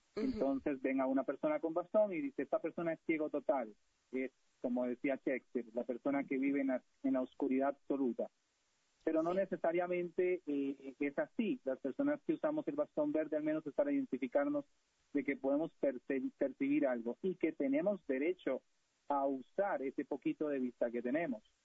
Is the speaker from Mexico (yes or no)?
no; Costa Rica; los que venimos de la cultura de países latinoamericanos, de Centroamérica, en mi caso Costa Rica